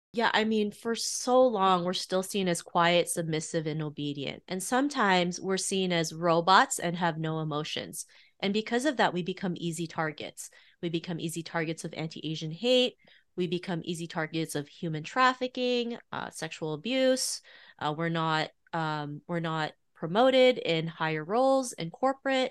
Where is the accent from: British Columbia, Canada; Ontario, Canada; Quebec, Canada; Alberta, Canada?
Ontario, Canada; Toronto; growing up in Toronto in the early nineties